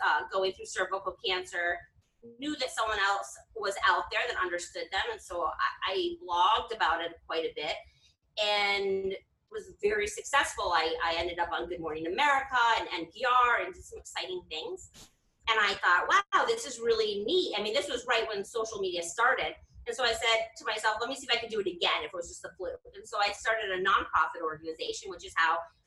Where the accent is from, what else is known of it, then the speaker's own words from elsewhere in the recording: Massachusetts, United States; moved away as an adult; now in Boynton Beach, United States; I'm from Massachusetts as well, another one of our commonalities. I came down to Florida